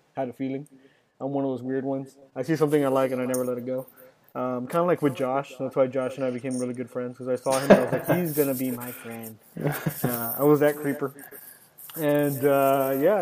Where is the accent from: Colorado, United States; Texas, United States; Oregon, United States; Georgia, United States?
Texas, United States; Westlake; also born or lived in Dallas, Texas; I turned one in Dallas, and then I came down to Westlake, and I just grew up pretty much my whole life there